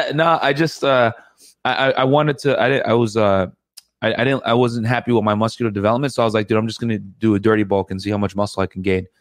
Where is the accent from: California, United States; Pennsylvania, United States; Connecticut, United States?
Connecticut, United States; My parents are from Sudan, and and uh, I grew up in Connecticut.